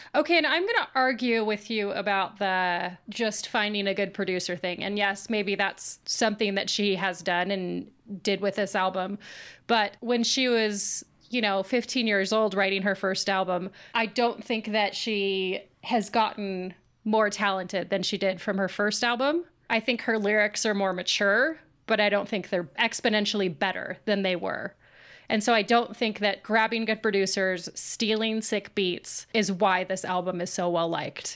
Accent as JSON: {"language": "English", "town": "Boise", "region": "Idaho", "country": "United States", "moved": "yes", "lives_now": "Washington, United States", "said": "as somebody who lived in Boise, I think that I am very snobby about this, 'cause I always say, \"I'm from Boise,\""}